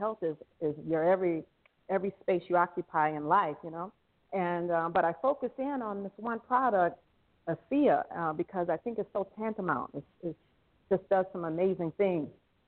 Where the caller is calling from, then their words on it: Thailand; I'm calling in from Thailand, and I just had a break from class